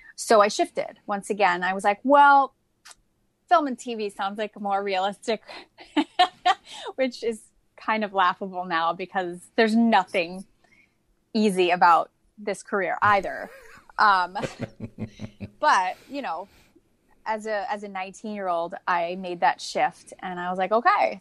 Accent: Amherst, Massachusetts, United States; I'm originally from Massachusetts. I grew up in, um, Amherst, Mass, which is in the Pioneer Valley

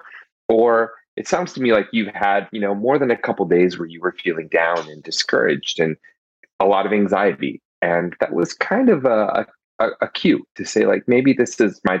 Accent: Chicago, Illinois, United States; I'm from Chicago

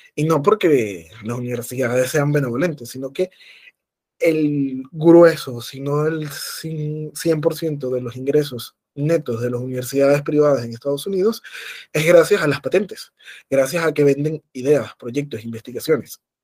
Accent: Venezuela; como venezolanos en este caso, pero también como latinoamericanos

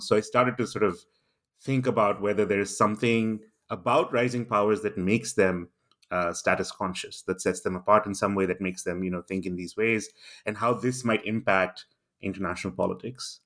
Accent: India; moved away as an adult; also born or lived in Singapore; now in London, United Kingdom; I grew up in India

